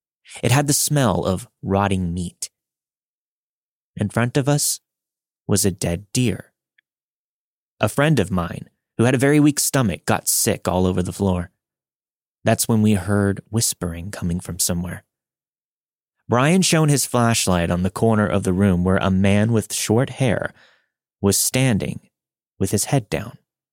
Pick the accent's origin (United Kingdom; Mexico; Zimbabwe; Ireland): Mexico; now in Salt Lake City, United States; I'm originally from Mexico and moved to Salt Lake City, Utah back in 1998.